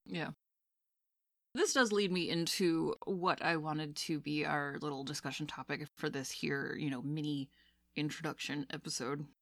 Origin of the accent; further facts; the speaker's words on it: Maine, United States; moved away; I'm from the, uh, great old state of Maine